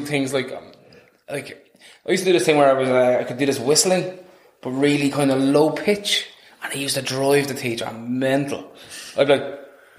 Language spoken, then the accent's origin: English; Dublin, Leinster, Ireland; I'm from Dublin, grew up in the inner city.